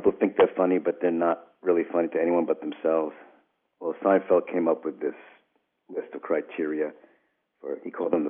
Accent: New York, United States; So maybe it's partly genetic. I'm from New York.

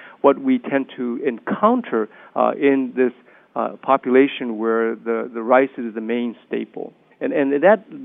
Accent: United States; I'm Japanese American. I'm third generation.

